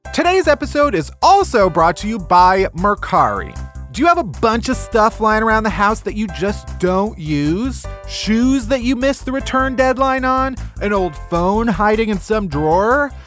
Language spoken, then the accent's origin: English; outside of Chicago, Illinois, United States; I am from outside of Chicago